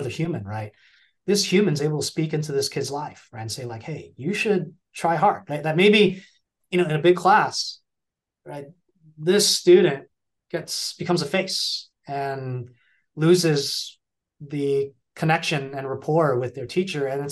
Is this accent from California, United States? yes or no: yes; California, United States; I grew up in California